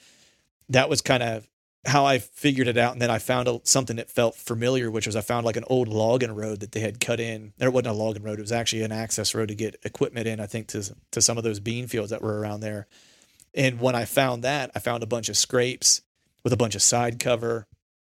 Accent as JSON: {"language": "English", "region": "Western Pennsylvania", "country": "United States", "tie": "born or raised there", "moved": "yes", "lives_now": "Eastern Pennsylvania, United States", "said": "I live in Eastern PA. I grew up in Western PA"}